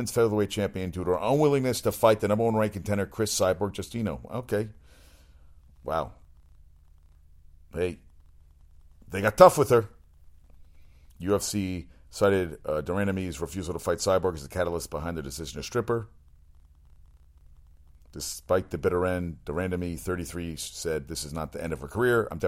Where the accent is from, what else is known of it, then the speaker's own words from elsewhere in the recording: South Africa; I'm from South Africa, you know.